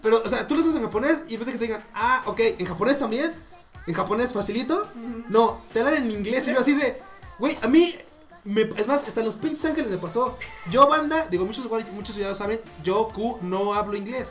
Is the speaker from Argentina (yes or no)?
no; Mexico; yo no hablo inglés, soy mexicano